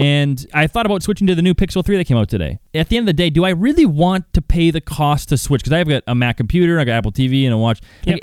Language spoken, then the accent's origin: English; Calgary, Alberta, Canada; growing up in Calgary, Banff is just down the street